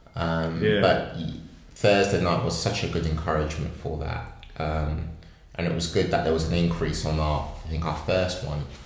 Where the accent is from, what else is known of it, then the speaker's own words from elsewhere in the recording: Wellingborough, East Midlands, United Kingdom; where I grew up in Northamptonshire, in Wellingborough